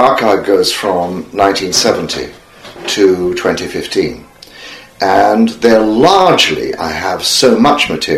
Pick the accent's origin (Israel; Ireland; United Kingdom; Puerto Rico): United Kingdom; England; moved away as an adult; also born or lived in California; I was homesick for England